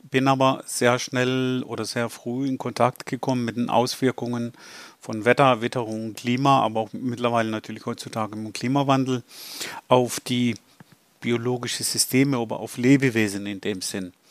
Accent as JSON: {"language": "German", "country": "Greece", "second_language": "German", "said": "Weil da hatten wir 1987 eine große Hitzewelle in Athen gehabt, bin ich ja selber Grieche."}